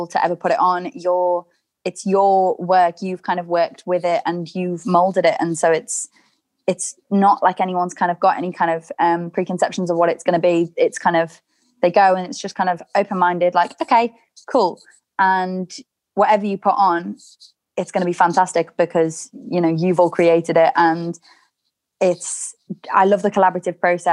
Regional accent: Chester, North West England, United Kingdom; my hometown of Chester

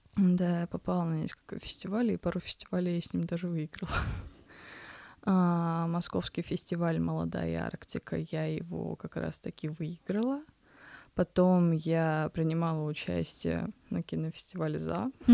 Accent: Kamchatka Krai, Russia; я родилась на Камчатке

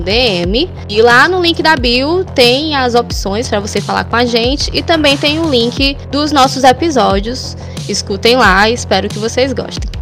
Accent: Fortaleza, Ceará, Brazil; Eu sou aqui de Fortaleza, no Ceará.

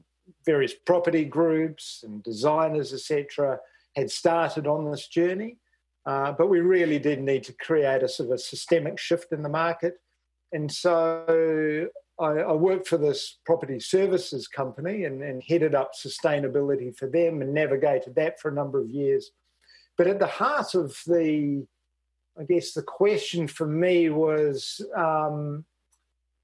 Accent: New Zealand; moved away as an adult; now in Australia; I'm a Kiwi.

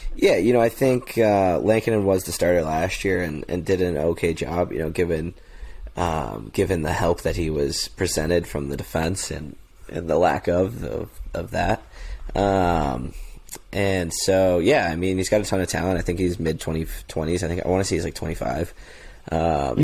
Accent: Chicago, Illinois, United States; I grew up in in Lakeview, Wrigleyville

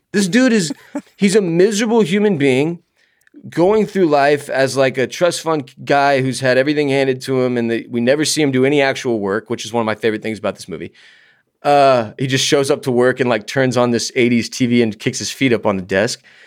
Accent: United States; as an American

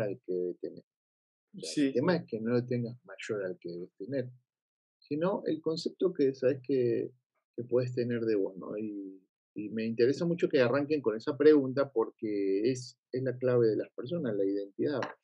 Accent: Buenos Aires, Argentina; moved away; mi humor está argentinizado, como yo soy de Argentina

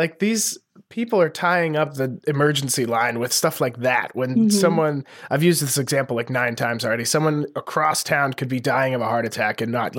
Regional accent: Lewistown, Montana, United States; moved away; every episode we get a police blotter from my hometown newspaper

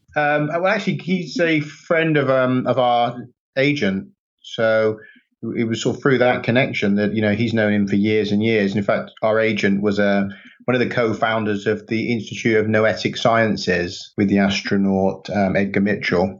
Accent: Stroud, South West England, United Kingdom; now in Wales, United Kingdom; I'm from Gloucestershire, from Stroud in Gloucestershire

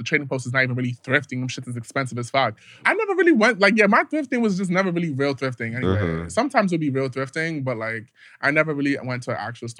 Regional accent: New York City, New York, United States; also born or lived in Bronx; I'm from the Bronx, so I'm from Queens, but you know, I reside in the Bronx.

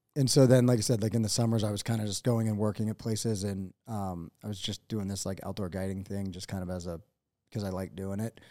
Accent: eastern Pennsylvania, United States; moved away as an adult; now in Montana, United States; i was born in eastern pennsylvania um, and i grew up there

